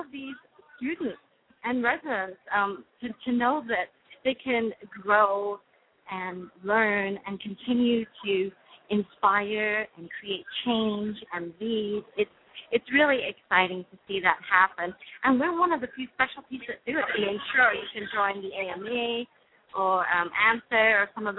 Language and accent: English; United Kingdom; accent: British; now in United States; my British accent will be on full force there